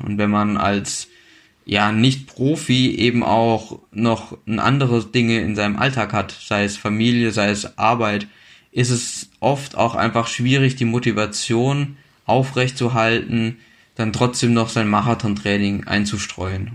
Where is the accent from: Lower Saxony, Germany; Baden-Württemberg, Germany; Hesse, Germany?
Hesse, Germany; a village about 40 km from Marburg; Äh, geboren bin ich in Marburg, aber dann aufgewachsen in einem Dorf quasi, ja, so 40 Kilometer entfernt von Marburg